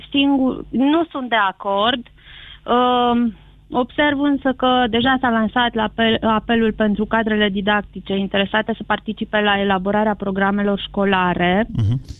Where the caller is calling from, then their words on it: Brașov, Brașov County, Romania; Uh, bună ziua … din Brașov.